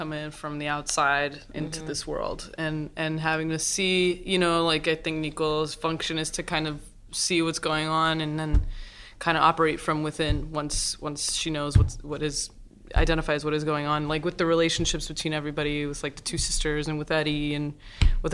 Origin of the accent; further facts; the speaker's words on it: Texas, United States; also born or lived in Mexico; I was born in Mexico, but my mom is Argentine and Seth is Argentine. And so there was even that, like I grew up with so much Mexican culture and was, you know, I grew up in Texas